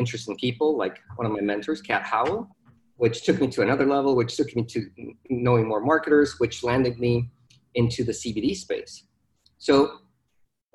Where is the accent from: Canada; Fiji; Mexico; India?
Mexico; moved away as an adult; now in Dallas, United States; I was born in Mexico, born and raised down there. I moved to Dallas in 2011.